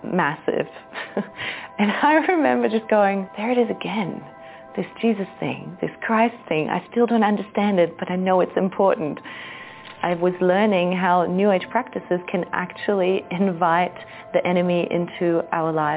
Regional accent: Germany; moved away as an adult; also born or lived in Austria / Australia; now in Central America; I was born in Austria, raised in Germany, and then spent a decade in Australia

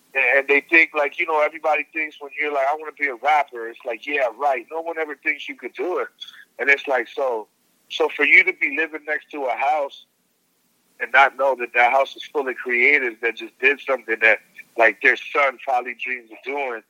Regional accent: New York, United States; I'm from New York too

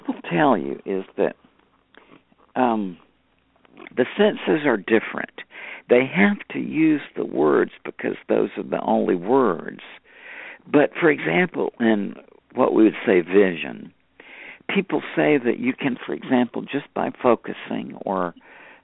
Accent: United States

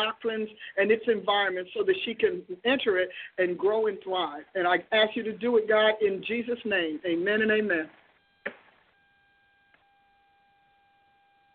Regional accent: New Jersey, United States; out of New Jersey, my home state

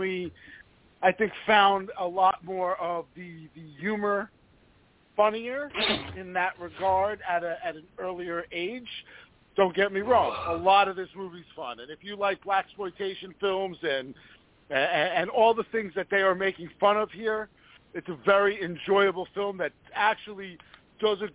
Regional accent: New York, United States; growing up in New York

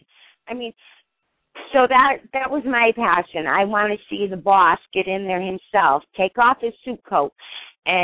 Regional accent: Connecticut, United States; I'm from Connecticut

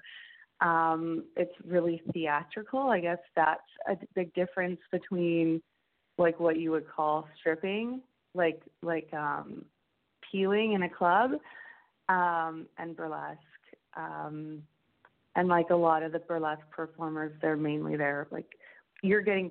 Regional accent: Alberta, Canada; growing up in Alberta

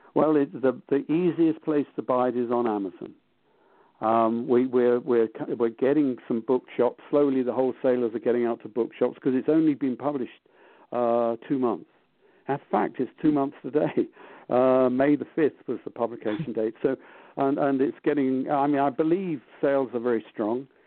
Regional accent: London, United Kingdom; I grew up in London

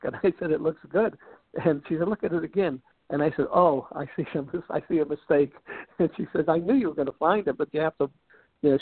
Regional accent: Pittsburgh, Pennsylvania, United States; I, I was raised in Pittsburgh

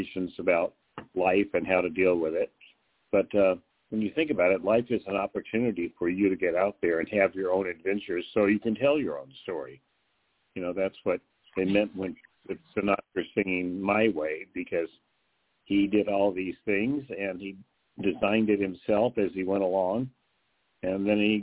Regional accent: Midwest, United States; moved away; also born or lived in the South / East Coast / West Coast; I'm born in the South, raised in the Midwest, studied on the East Coast, lived on the West Coast

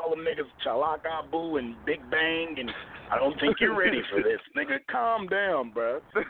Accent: Louisville, Kentucky, United States; I'm in what you call the South. Like you don't technically declare the South, but I'm from Louisville. You feel me? From Kentucky and shit. I'm a country nigga, man. But I'm from the city.

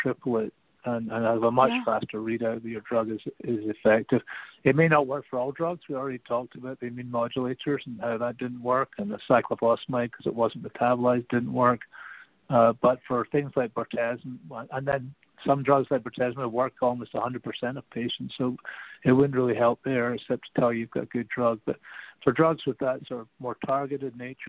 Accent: Canada; as a Canadian

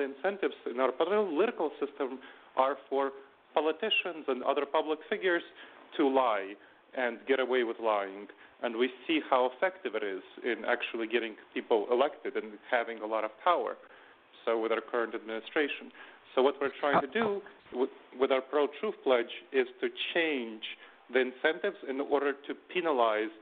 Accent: New York City, New York, United States; also born or lived in Moldova / Ohio; I came from there when I was 10 with my family, and then I grew up in New York City

